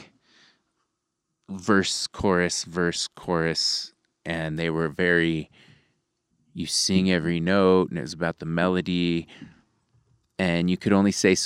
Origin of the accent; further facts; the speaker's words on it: Santa Fe, New Mexico, United States; I'm this like dude from Santa Fe